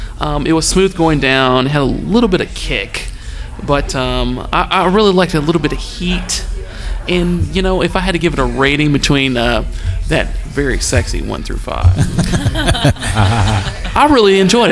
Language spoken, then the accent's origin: English; Lexington, Kentucky, United States; I am from Lexington, Kentucky.